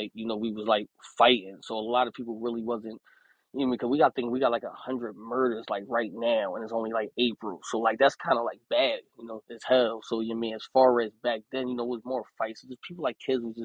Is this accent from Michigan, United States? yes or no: no; Philadelphia, Pennsylvania, United States; I'm from Philadelphia, PA.